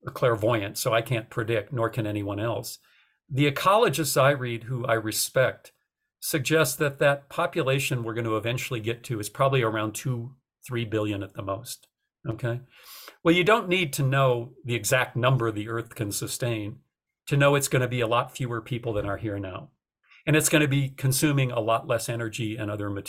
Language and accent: English; North Dakota, United States; moved away; also born or lived in Austin, Texas; I was, you know, a kid raised in a city. I didn't think much about it. I didn't know anything about agriculture. I'm from North Dakota.